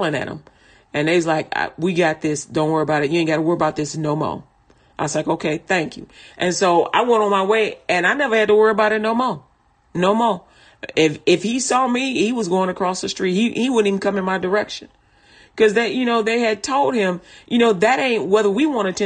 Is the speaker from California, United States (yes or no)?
no; Chicago, Illinois, United States; I'm from Chicago